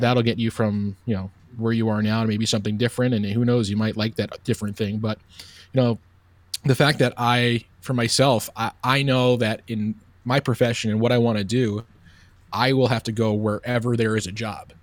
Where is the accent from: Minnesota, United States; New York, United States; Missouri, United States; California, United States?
New York, United States; Oceanside; moved away as an adult; also born or lived in Bowling Green; I'm originally from Long Island, New York, a town called Oceanside